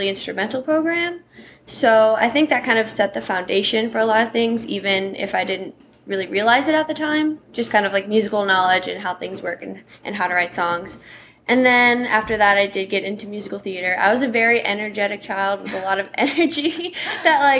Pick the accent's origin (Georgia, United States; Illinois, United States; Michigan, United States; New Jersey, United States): Illinois, United States; Schaumburg; moved away as an adult; also born or lived in Nebraska; now in Nashville, United States; So I'm originally from Schaumburg, Illinois